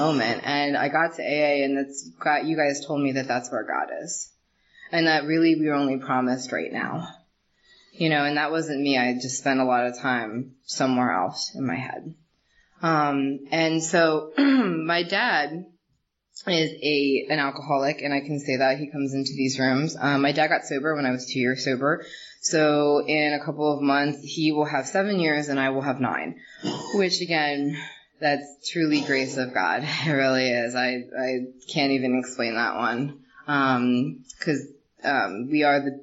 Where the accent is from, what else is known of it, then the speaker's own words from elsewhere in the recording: Reading, Pennsylvania, United States; I was born outside of Reading, PA, to a very loving, intensely loving family